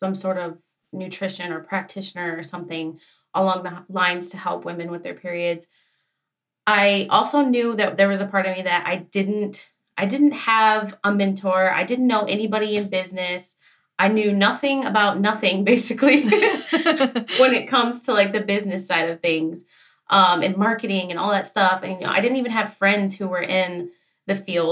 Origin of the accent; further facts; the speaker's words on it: Michigan, United States; I am from Michigan.